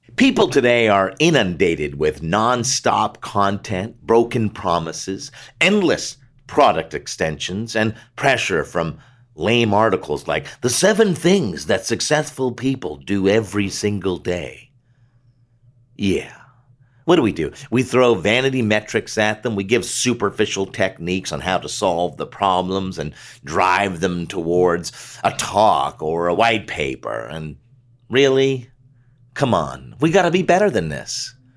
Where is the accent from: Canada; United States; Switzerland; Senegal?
Canada; As a Canadian ad guy, mostly doing stuff north of the border